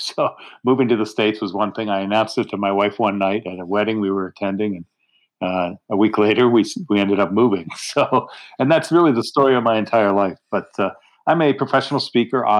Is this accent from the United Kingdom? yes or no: no; Canada; now in Pittsburgh, United States; I'm a Canadian